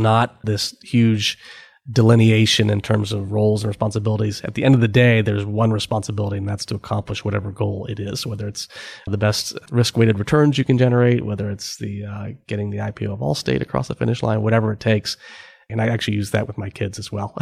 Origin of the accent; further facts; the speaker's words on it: Cleveland, Ohio, United States; moved away; I had worked for the summer uh, back in Cleveland for McKinsey